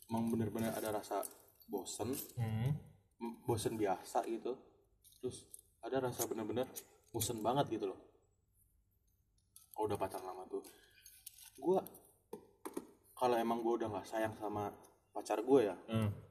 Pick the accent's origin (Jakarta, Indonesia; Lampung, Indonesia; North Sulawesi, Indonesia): Lampung, Indonesia; emang pergaulan gue kan dari SMP di desa sama gue kan desa gue kan Lampung kan yeah.